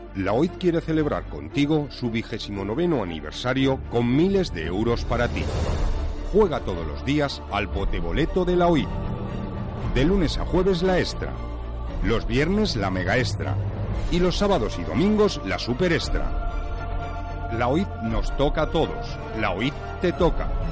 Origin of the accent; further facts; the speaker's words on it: Cantabria, Spain; lo siento, como cántabro